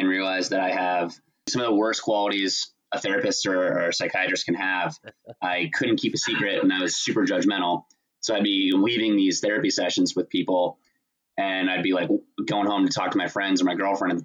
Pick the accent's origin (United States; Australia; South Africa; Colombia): United States; Central Florida; moved away as an adult; I grew up in Florida, in Central Florida